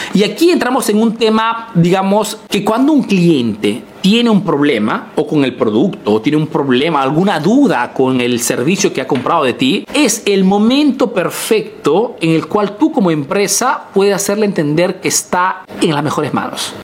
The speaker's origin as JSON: {"language": "Spanish", "country": "Peru", "moved": "yes", "lives_now": "Italy"}